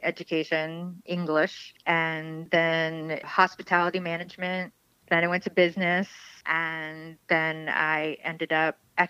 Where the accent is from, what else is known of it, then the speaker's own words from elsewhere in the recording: South Florida, United States; moved away as an adult; also born or lived in Orlando, Florida / Ocala, Florida; now in Appleton, United States; I grew up in South Florida.